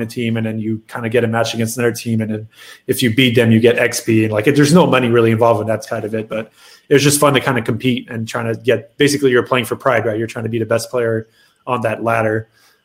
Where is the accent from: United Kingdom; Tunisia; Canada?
Canada; moved away as an adult; also born or lived in Montreal; now in Dallas, United States; I'm Canadian